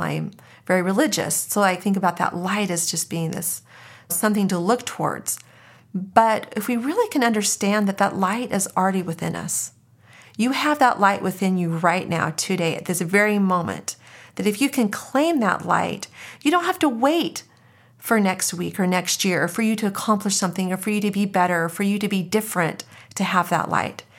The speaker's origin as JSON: {"language": "English", "region": "Arizona", "country": "United States", "tie": "born or raised there", "said": "So I was born and raised in Arizona. I'm a native"}